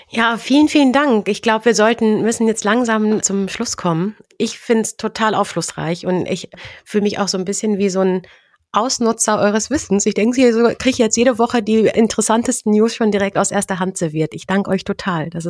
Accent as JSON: {"language": "German", "town": "Cologne", "region": "North Rhine-Westphalia", "country": "Germany", "said": "Ich komme ja aus Köln."}